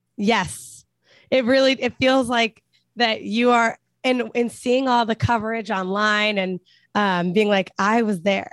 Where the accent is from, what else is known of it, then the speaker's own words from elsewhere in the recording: Cincinnati, Ohio, United States; moved away; we're both born and raised in Cincinnati.